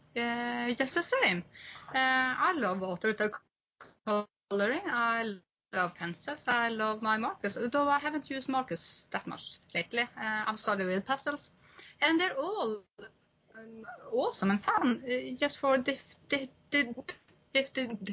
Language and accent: English; Honningsvåg, Finnmark, Norway; I'm from North Cape, which is on the top of Europe, where I grew up.